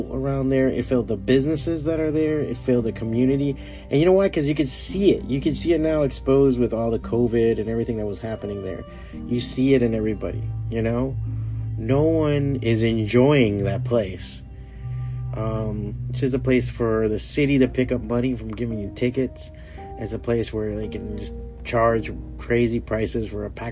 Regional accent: Hialeah, Florida, United States; I'm a Miami resident. I was born and raised here, born and raised in Hialeah

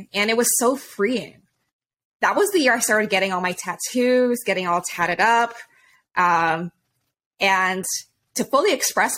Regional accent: Hawaii, United States; moved away; I'm originally from Hawaii. My family's from there

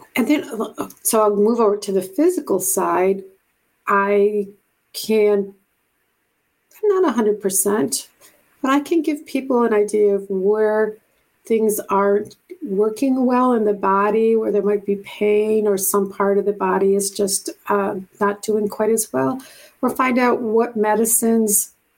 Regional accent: Buffalo, New York, United States; moved away as an adult; also born or lived in Japan / Hawaii / Puerto Rico / California; I'm from Buffalo, New York originally

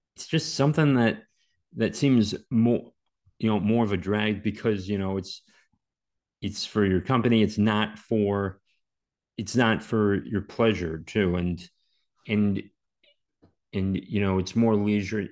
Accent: Maryland, United States; I grew up in Maryland

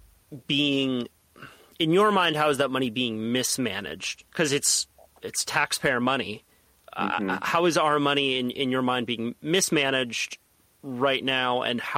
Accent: Santa Cruz, California, United States; I was born and raised in Santa Cruz.

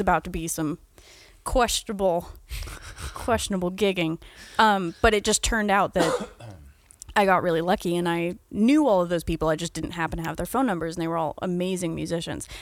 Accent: United States; I'm also an American

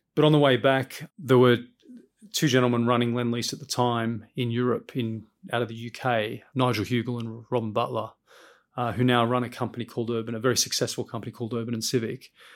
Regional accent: Sydney, New South Wales, Australia; moved away as an adult; now in London, United Kingdom; I grew up in Sydney, in Western Sydney, first generation Australian

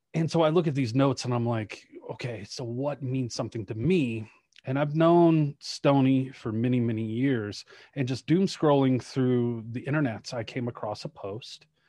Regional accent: Shreveport, Louisiana, United States; also born or lived in Colorado Springs, Colorado; now in Denver, United States; I was a white kid growing up in Shreveport, Louisiana

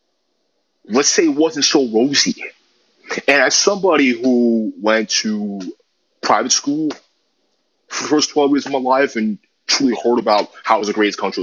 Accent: New York City, New York, United States; I also grew up in New York City, as you can tell by my accent.

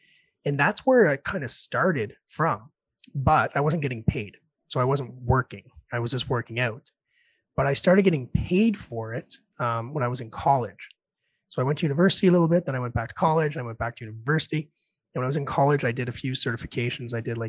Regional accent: Red Deer, Alberta, Canada; born there; I was born in Red Deer, by the way, down the road.

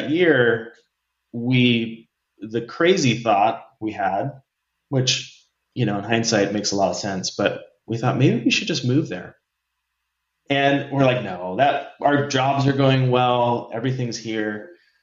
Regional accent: California, United States; also born or lived in San Diego / Santa Barbara; moved from San Diego back to Santa Barbara, where we met. We're from California

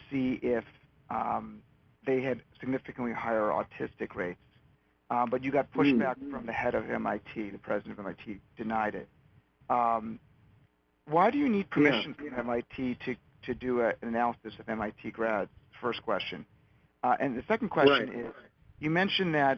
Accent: Illinois, United States; moved away; I'm from Illinois originally

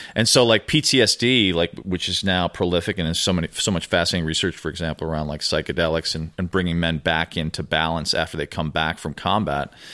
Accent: Chicago, Illinois, United States; moved away as an adult; also born or lived in New York / Venice Beach, California; now in Los Angeles, United States; I grew up in Chicago

